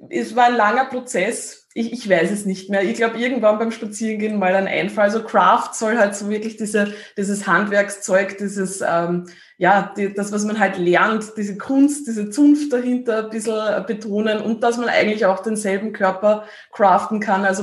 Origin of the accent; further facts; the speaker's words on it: Lower Austria, Austria; Ähm, ich komme aus Niederösterreich, aus dem Waldviertel und ähm, lebe jetzt in der Nähe von Wien.